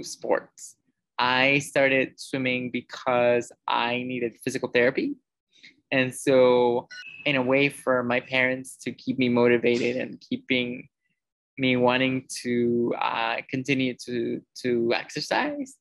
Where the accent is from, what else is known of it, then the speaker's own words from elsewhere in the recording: Mexico; also born or lived in United States; growing up with CP was definitely, in Mexico specifically, was definitely challenging